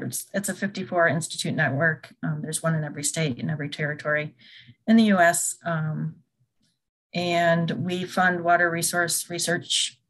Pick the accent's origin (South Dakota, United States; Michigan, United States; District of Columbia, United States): Michigan, United States; moved away as an adult; also born or lived in Central Illinois; now in Urbana-Champaign, United States; I'm originally from Michigan, and I got my bachelor's degree from Michigan State several years ago. and then I moved down to Central Illinois, and I work at the U of I in Urbana-Champaign.